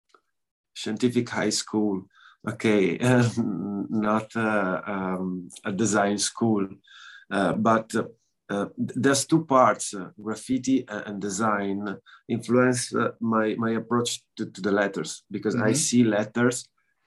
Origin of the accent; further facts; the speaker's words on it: northeast Italy, Italy; English is a second language; also born or lived in Montebelluna; I'm from northeast Italy